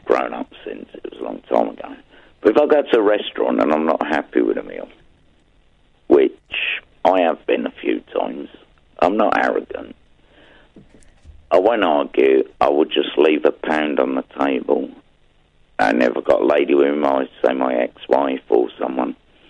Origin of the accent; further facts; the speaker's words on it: England, United Kingdom; Yeah, and obviously, being an Englishman, I just couldn't do that.